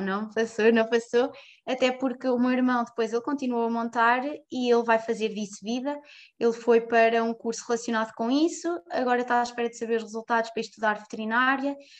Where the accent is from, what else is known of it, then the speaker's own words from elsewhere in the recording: Fátima, Centro, Portugal; also born or lived in Ourém / Covilhã; Cresci sempre em Fátima